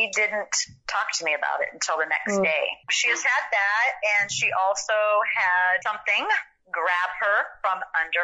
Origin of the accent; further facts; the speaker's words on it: San Diego, California, United States; I'm from San Diego, so I know Tijuana because I used to go down there as a teenager